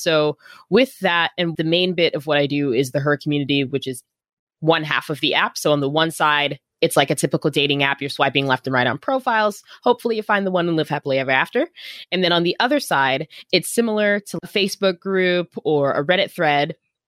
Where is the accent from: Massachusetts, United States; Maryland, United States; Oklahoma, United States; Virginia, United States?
Virginia, United States; also born or lived in Arizona; now in Oakland, United States; Yeah, I'm originally from Northern Virginia.